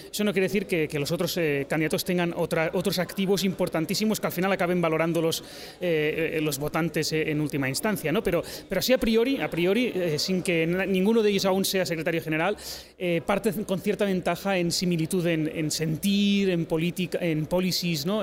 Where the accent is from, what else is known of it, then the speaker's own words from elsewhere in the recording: Catalonia, Spain; soy catalán